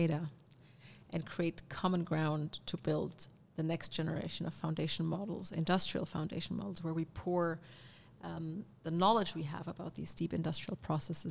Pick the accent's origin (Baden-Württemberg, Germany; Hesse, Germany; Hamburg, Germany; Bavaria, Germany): Baden-Württemberg, Germany; Karlsruhe; now in Berlin, Germany; coming from where I grew up in near Karlsruhe